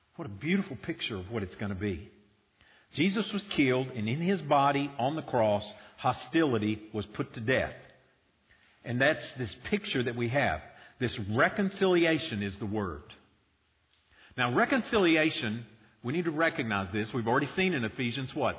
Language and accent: English; United States